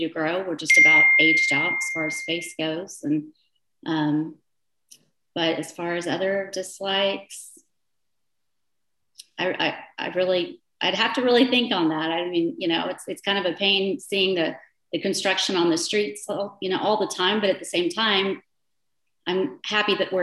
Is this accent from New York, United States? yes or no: no; Plano, Texas, United States; also born or lived in Milan, Italy / London; I grew up in Pittman Creek Estates, and there we lived on the creek before there were homes even that backed up behind us. So I've grown up with Plano, literally